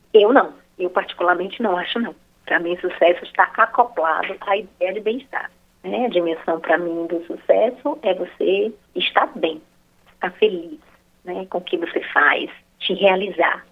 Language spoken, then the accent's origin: Portuguese; Bahia, Brazil; sou baiana